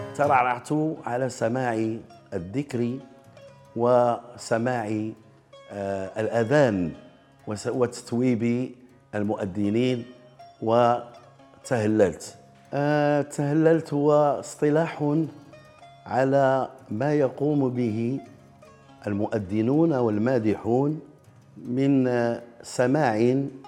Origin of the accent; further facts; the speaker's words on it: Rabat, Rabat-Salé-Kénitra, Morocco; من مواليد 1955 بالرباط